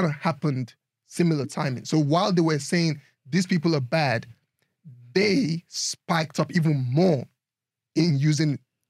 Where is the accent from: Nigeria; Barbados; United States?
Nigeria; Northern Nigeria; growing up in Nigeria.